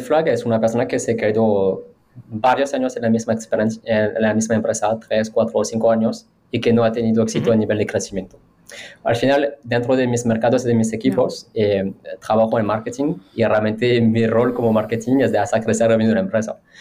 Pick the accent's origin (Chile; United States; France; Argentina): France; Spanish is a second language; now in Spain; yo haciendo una entrevista como francés